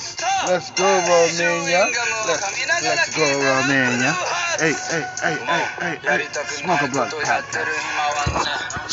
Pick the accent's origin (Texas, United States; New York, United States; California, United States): New York, United States; I'm from New York, Queens.